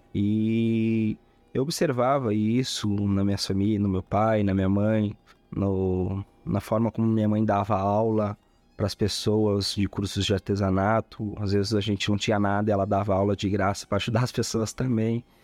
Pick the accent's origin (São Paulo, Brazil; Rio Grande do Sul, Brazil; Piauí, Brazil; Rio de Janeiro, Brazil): Rio Grande do Sul, Brazil; Eldorado do Sul; also born or lived in Belém, Pará / Uruguaiana; vim de Belém do Pará muito cedo, é, fui. Logo em seguida a gente foi morar em Uruguaiana e minha família residiu em Uruguaiana durante um ano, dois anos ali. Eu tinha quatro a seis a cinco anos e meio, seis anos, a qual eu venho transferir. Acaba, acabamos de mudança, né? Viemos morar em na região metropolitana de Porto Alegre, Eldorado do Sul